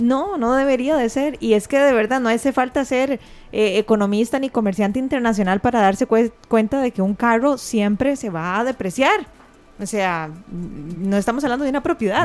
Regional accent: Costa Rica; somos muchos los costarricenses

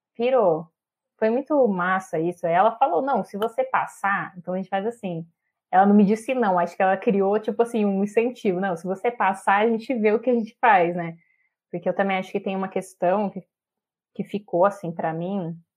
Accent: interior of São Paulo, Brazil; now in Brasília, Brazil; sou do interior de São Paulo, mas vivo hoje em Brasília, aqui na, na capital.

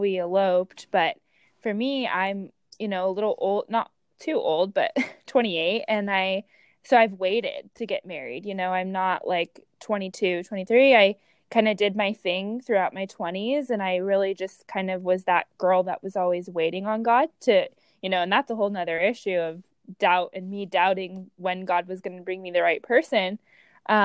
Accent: Orange County, California, United States; moved away as an adult; now in San Diego, United States; growing up in Orange County, California

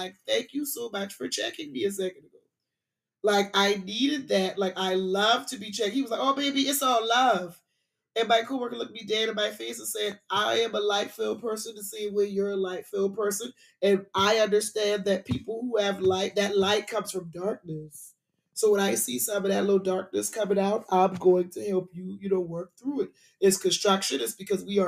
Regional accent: Charleston, South Carolina, United States; moved away as an adult; now in Atlanta, United States; Being a South Carolinian born and raised in Charleston

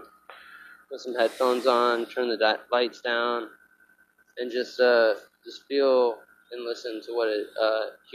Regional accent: Ohio, United States; moved away as an adult; now in New York, United States; We're from Ohio, and you know, like in Ohio, you only spell dog DAWG.

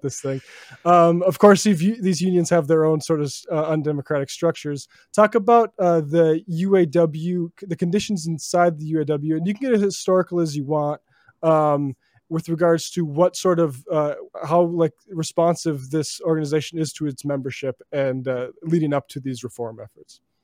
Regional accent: New York City, New York, United States; I'm from Brooklyn

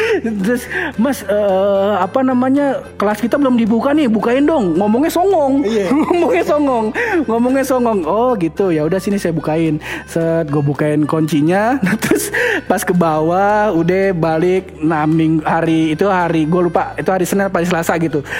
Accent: Betawi, Jakarta, Indonesia; gue orang Betawi

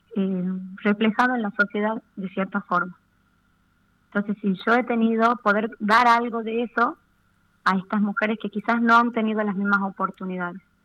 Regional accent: Argentina; como argentinos, como ciudadanos de este bendito país

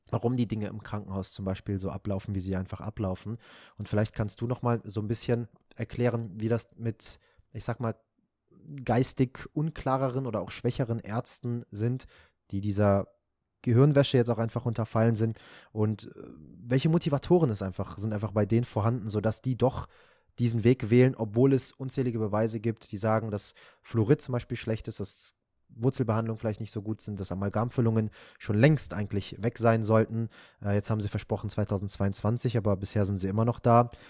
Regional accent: Düsseldorf, North Rhine-Westphalia, Germany; ich bin Düsseldorfer.

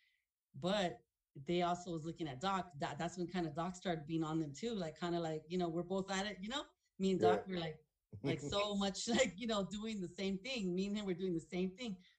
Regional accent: Los Angeles, California, United States; I was born and raised in South Central

